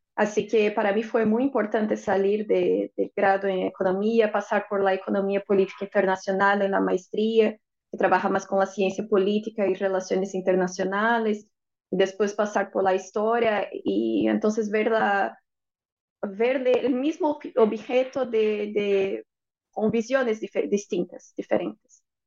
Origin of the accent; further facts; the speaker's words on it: Brazil; Spanish is a second language; decimos en Brasil